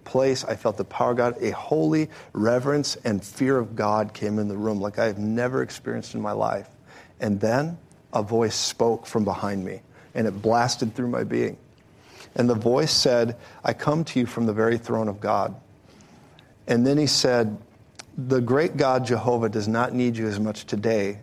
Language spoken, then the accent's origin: English; Colorado, United States; I'm from Colorado